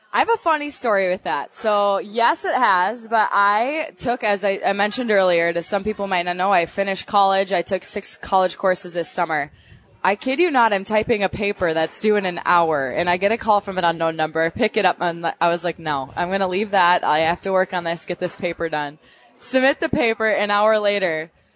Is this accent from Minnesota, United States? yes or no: yes; Minnesota, United States; accent: Minnesota; my Minnesota accent